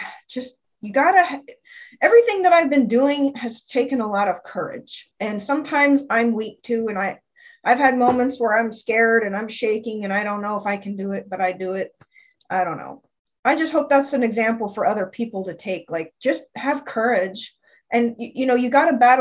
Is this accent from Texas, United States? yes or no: yes; San Antonio, Texas, United States; moved away as an adult; also born or lived in Los Angeles, California / Portland, Oregon; San Antonio is my hometown.